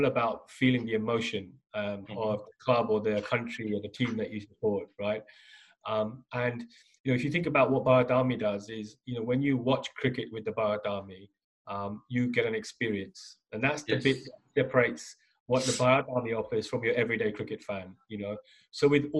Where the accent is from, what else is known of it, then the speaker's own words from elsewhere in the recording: England, United Kingdom; also born or lived in Mumbai, India; growing up in the UK